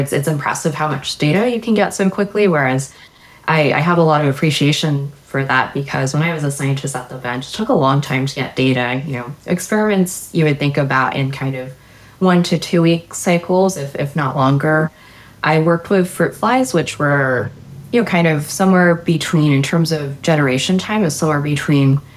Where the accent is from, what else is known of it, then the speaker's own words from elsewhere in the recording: Maryland, United States; I grew up in Maryland